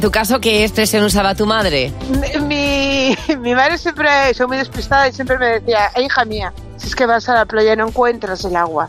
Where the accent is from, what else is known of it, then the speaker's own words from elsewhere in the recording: Cantabria, Spain; Yo soy de Cantabria